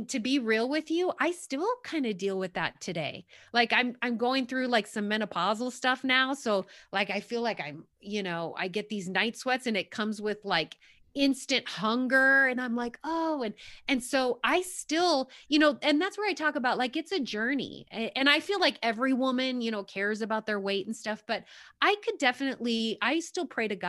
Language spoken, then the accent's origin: English; New York, United States; I'm from New York originally, so I kind of like that, tell it like it is, but just really real.